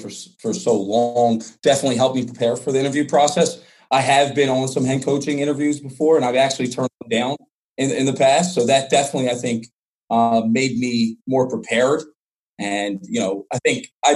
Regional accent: Levittown, Pennsylvania, United States; also born or lived in Reading, Pennsylvania; I grew up right outside Northeast Philly for all those people. I'm not going to say I'm from Northeast Philly because I know that's a touchy subject around Philadelphia, so Levittown.

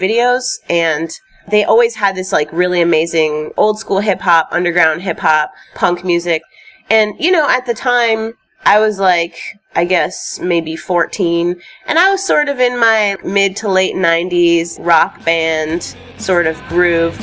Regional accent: Chicago, Illinois, United States; born or raised there

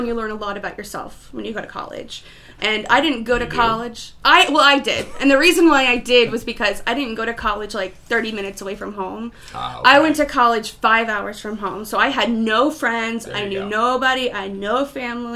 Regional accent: Baltimore, Maryland, United States; moved away as an adult; also born or lived in Radford, Virginia; now in Columbus, United States; I grew up in Maryland

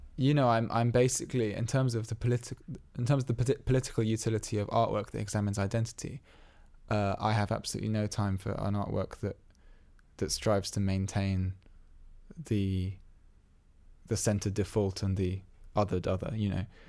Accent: England, United Kingdom; twenty-three years of being around English people

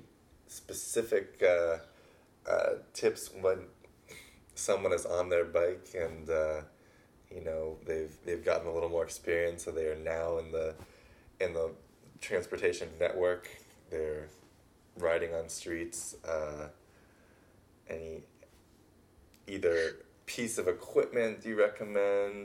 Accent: Los Angeles, California, United States; moved away as an adult; also born or lived in Paris, France; now in San Francisco, United States; my hometown

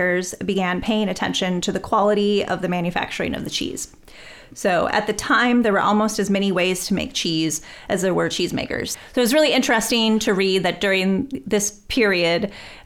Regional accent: Wisconsin, United States; I'm from Wisconsin

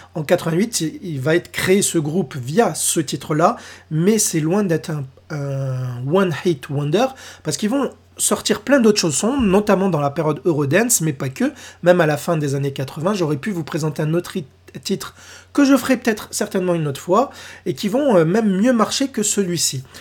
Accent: France; chez nous, en France

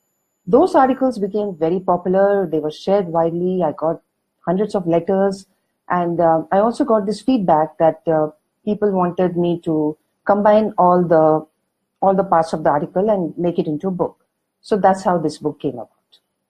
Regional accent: Mysuru, Karnataka, India; first language Kannada; English is a second language; I am from Karnataka. I was born in Mysuru, so Kannada is my mother tongue.

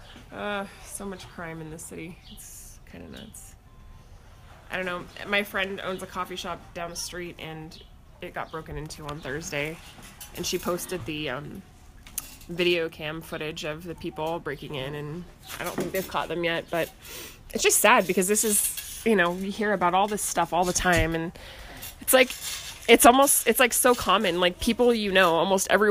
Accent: United States

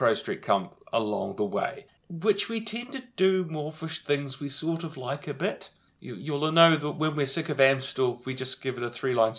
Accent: New Zealand; growing up in New Zealand, I don't have a frame of reference.

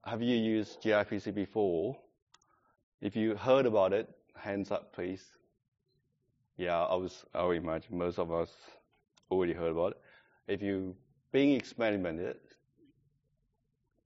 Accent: China; English is a second language; moved away as an adult; now in Adelaide, Australia; I'm coming from China, that's 15 years ago

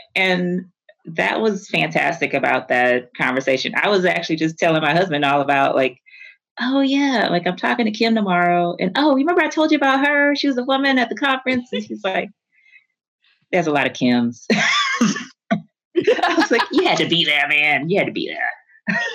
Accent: Houston, Texas, United States; I'm from Houston. Like, I am, I went, my family's Catholic, but we are a Black Catholic community in the inner city

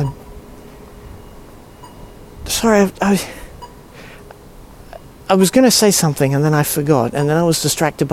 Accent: Singapore; now in Sydney, Australia; I grew up in Singapore

